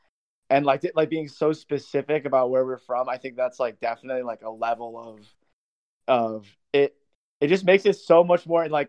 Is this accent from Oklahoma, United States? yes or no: no; San Francisco, California, United States; I'm born and raised, as we say. I'm from Ingleside District of San Francisco, the city